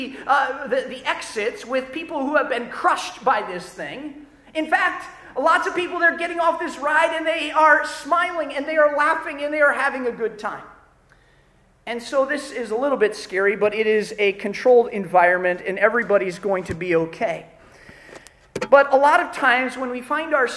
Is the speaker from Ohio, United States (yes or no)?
yes; Ohio, United States; moved away; when I was growing up in Ohio, our family, we lived about an hour and a half away from Cedar Point